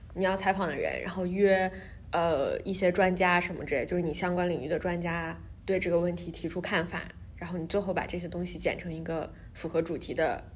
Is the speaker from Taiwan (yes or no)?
no; China; moved away as an adult; now in New York, United States; 因为我是中国来的，然后我又是一个中国女生